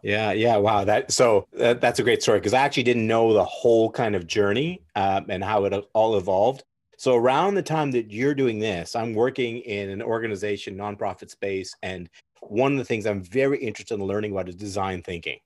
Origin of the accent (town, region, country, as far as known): Burnaby, British Columbia, Canada; born or raised there